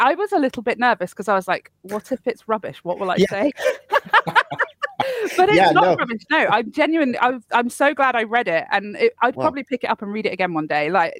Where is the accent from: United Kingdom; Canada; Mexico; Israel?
United Kingdom; Look, we're British.